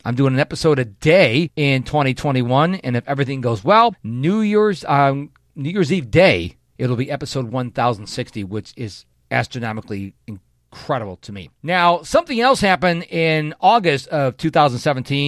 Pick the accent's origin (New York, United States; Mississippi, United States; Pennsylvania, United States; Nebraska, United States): New York, United States; Rochester; moved away as an adult; now in Houston, United States; in my hometown of Rochester, New York